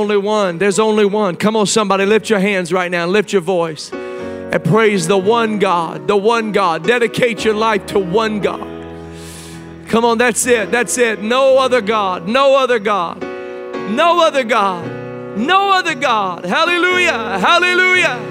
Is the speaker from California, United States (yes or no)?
no; Indiana, United States; I was a long time Pacer fan growing up in Indiana